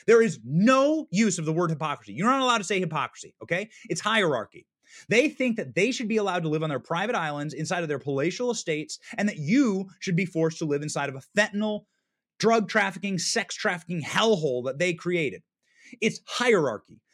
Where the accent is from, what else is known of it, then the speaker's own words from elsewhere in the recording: Iowa, United States; I'm in Iowa. I was raised in Iowa.